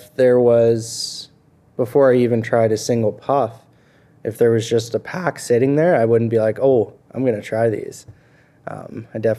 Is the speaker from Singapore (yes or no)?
no; Clandonald, Alberta, Canada; also born or lived in Vermilion, Alberta / Lloydminster; I grew up in Clondonald.